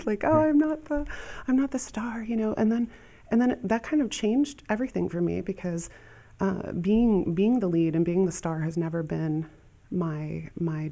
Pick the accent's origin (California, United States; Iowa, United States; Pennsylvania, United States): Iowa, United States; Asbury; I grew up right outside Dubuque in Asbury, Iowa